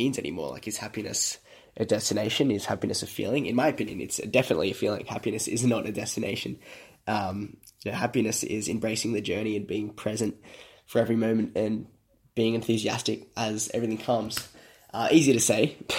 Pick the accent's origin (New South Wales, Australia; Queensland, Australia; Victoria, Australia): New South Wales, Australia; Sydney; I am from Sydney, Australia.